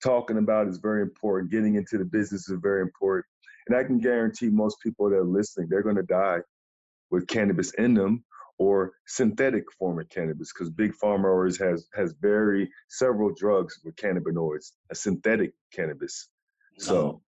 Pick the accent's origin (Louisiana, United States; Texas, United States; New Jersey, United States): New Jersey, United States; I'm from Jersey